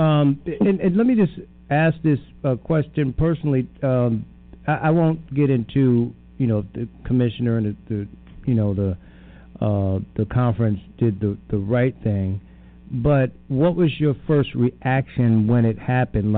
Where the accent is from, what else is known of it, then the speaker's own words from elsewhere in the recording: Connecticut, United States; we're both from Connecticut